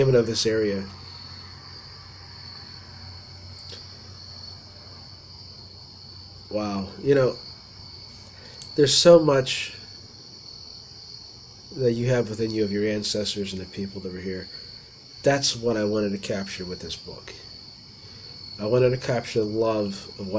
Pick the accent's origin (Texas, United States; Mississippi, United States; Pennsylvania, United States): Pennsylvania, United States; Ligonier; also born or lived in Somerset, Pennsylvania / Boswell, Pennsylvania; I grew up in Ligonier